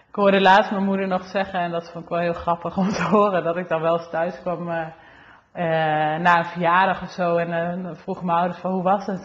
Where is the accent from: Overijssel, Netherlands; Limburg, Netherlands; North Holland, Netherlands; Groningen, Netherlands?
Overijssel, Netherlands; Olst; Ik ben eh, geboren in Olst. Ehm, in het dorp